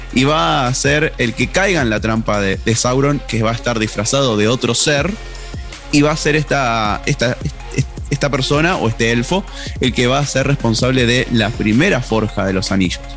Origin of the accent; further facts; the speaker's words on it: Argentina; accent: Argentine; mi acento argentino